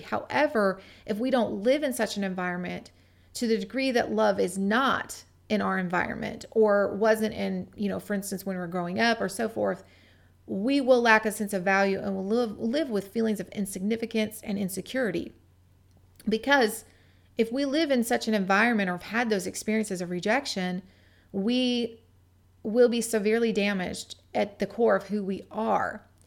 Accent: Gig Harbor, Washington, United States; my hometown of Gig Harbor, Washington

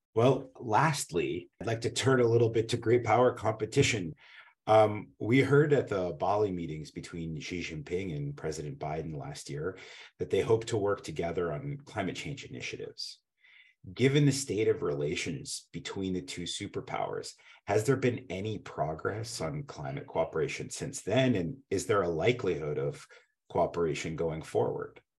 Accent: Canada; now in Washington, D.C., United States; I grew up skiing in the Canadian Rockies

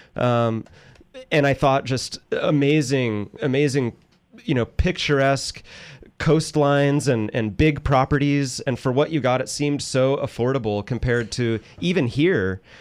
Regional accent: Northern California, United States; moved away; I'm from Northern California

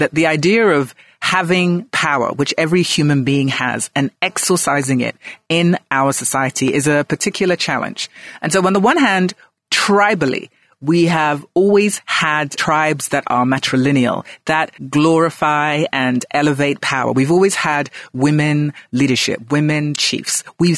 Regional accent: Ghana; also born or lived in London, United Kingdom; I call myself a global Ghanaian. So I was born in London, then I came home to Ghana, and then I went back and forth.

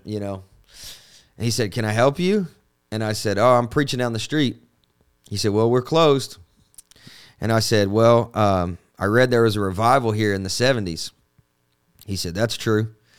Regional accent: Kentucky, United States; now in Nashville, United States; I'm from Kentucky

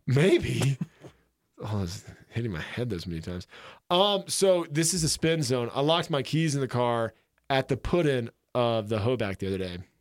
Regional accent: Florida Panhandle, United States; now in Jackson Hole, United States; I'm from the Panhandle

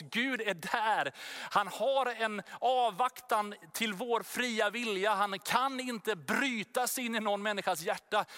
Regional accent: Sweden; Vi är ju svenskar, vi bor här i Sverige

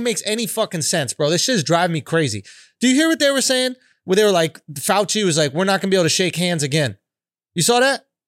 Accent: New York City, New York, United States; I'm born and raised in Manhattan

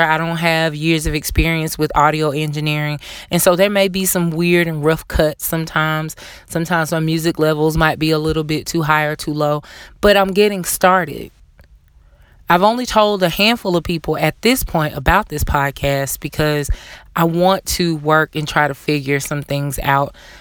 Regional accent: the South, Southern United States, United States; being a Southerner myself

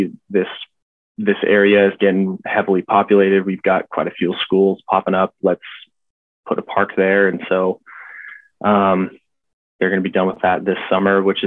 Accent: Montana, United States; moved away as an adult; also born or lived in Boise, Idaho; now in Cary, United States; I grew up in Montana

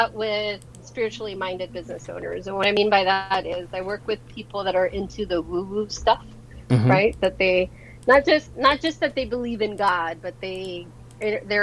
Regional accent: Los Angeles, California, United States; born or raised there; also born or lived in San Salvador, El Salvador

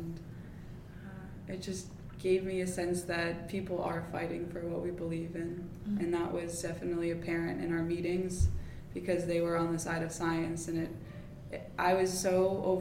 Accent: Florida, United States; I'm from Florida

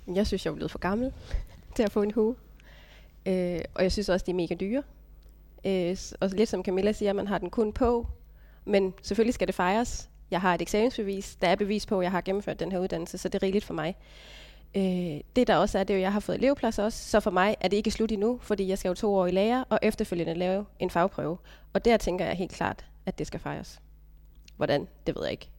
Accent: Stige, Southern Denmark, Denmark; jeg er ude fra Stige

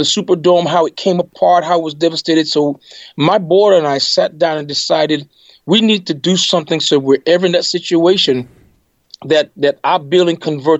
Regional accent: U.S. Virgin Islands; now in United States; I grew up in the Caribbean, in St. Mm-hmm. Thomas in particular

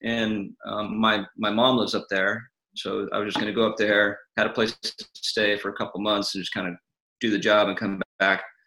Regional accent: California, United States; also born or lived in Atlanta, Georgia; now in Carlsbad, United States; I'm mainly from California. Okay. I was I was born in Georgia

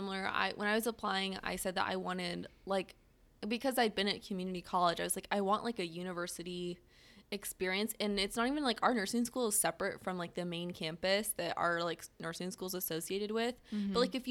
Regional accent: California, United States; I am from California, and I'm obviously mm-hmm. I'm now in the Midwest.

